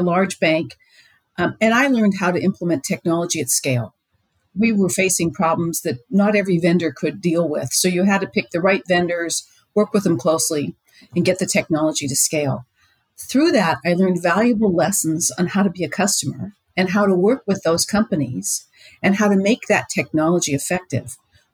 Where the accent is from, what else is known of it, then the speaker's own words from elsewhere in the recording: Pittsburgh area, Pennsylvania, United States; come from that part of that neck of the woods